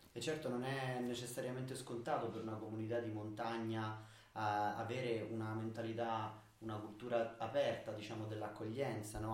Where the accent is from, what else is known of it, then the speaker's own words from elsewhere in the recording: Norcia, Umbria, Italy; Io sono di, di Norcia, quindi della Vallerina, in Umbria, Monti Sibillini un paese piuttosto piccolo